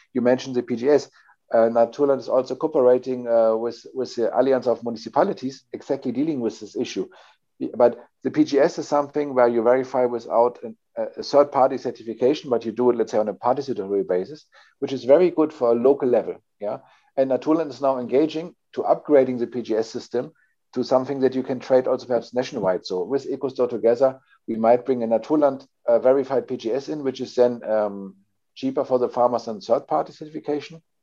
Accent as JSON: {"language": "English", "region": "Hamburg", "country": "Germany", "said": "I'm coming from Hamburg, a sea town or near sea town in, in north of Germany."}